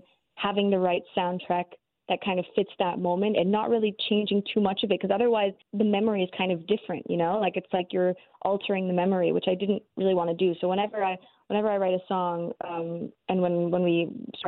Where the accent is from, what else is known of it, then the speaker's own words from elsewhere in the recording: Canada; I grew up in Canada